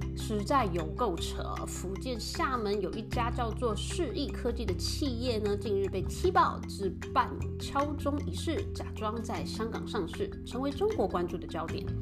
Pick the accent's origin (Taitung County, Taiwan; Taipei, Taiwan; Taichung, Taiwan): Taipei, Taiwan; now in United States; 我是台北人